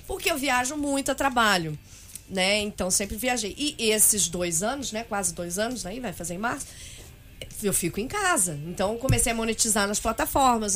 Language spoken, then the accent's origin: Portuguese; São Paulo, Brazil; eu nasci em São Paulo, como vocês perguntaram antes. Eu nasci em Arthur Alvim.